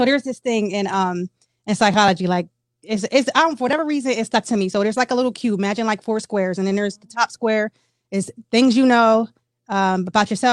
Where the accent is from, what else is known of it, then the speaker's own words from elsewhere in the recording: Harrisburg, Pennsylvania, United States; I have, of course, family here because I'm born and raised in Harrisburg